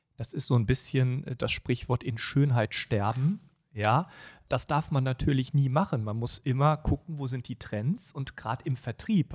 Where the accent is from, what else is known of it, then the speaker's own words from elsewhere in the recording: Düsseldorf, North Rhine-Westphalia, Germany; meiner Heimatstadt Düsseldorf